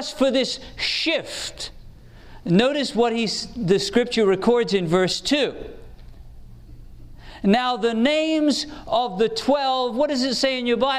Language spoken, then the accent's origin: English; England, United Kingdom; I grew up in England where the tradesmen learned in what we called apprenticeships